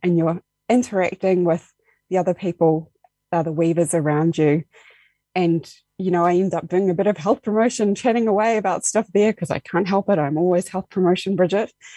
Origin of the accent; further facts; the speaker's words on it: Dunedin, Otago, New Zealand; moved away as an adult; now in Invercargill, New Zealand; I moved originally from Dunedin. That's where I grew up.